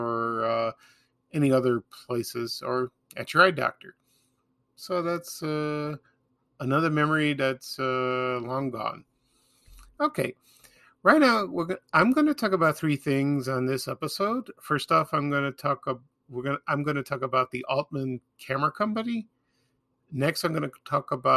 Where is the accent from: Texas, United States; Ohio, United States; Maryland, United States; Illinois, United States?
Illinois, United States; Chicago; growing up in Chicago